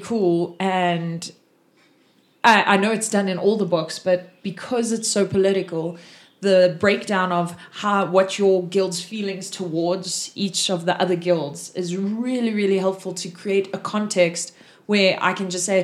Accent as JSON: {"language": "English", "country": "South Africa", "said": "I'm from South Africa."}